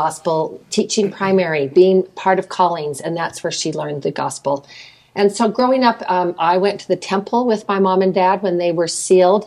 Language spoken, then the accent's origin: English; Ephraim, Utah, United States; also born or lived in Park City, Utah; growing up in Utah